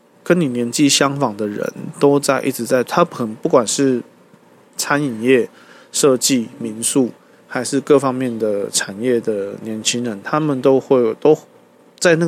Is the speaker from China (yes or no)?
no; Tainan, Taiwan; also born or lived in Kaohsiung; 回到我的故乡台南